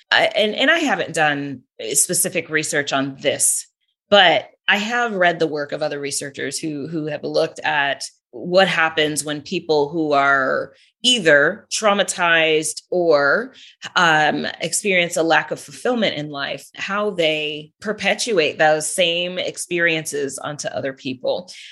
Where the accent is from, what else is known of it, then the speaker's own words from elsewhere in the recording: California, United States; moved away as an adult; also born or lived in Wisconsin; now in Georgia, United States; I was born and raised in California